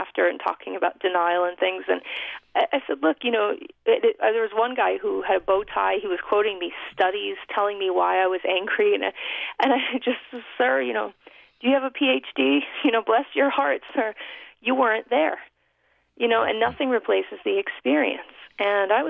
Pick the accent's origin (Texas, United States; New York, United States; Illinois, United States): New York, United States; New York City; We grew up in the Bronx in New York City